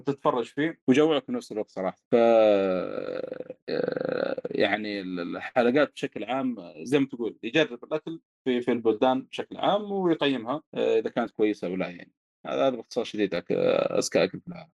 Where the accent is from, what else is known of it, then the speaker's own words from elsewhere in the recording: the South, southern Saudi Arabia, Saudi Arabia; عندنا في الجنوب